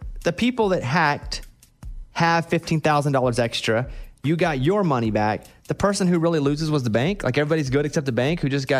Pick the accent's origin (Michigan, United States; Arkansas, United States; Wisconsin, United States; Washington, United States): Arkansas, United States; Mountain Pine; I grew up in a really small town. I'm from Mountain Pine, Arkansas. Population 772. And most of my hometown is still somewhere in that area.